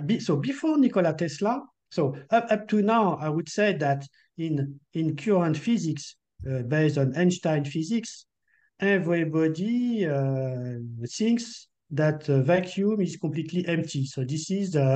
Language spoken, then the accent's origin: English; France; accent: French; English is a second language; my French accent is not so good.